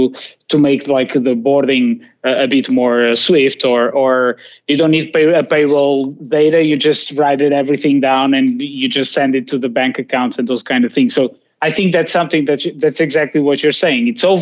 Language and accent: English; Portugal; I come from Portugal